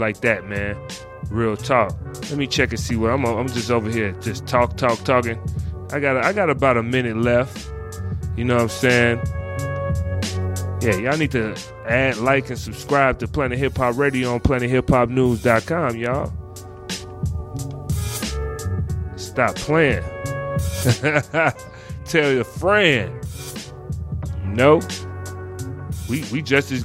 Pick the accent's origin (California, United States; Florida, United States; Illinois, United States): Illinois, United States; Chicago; I'm from Chicago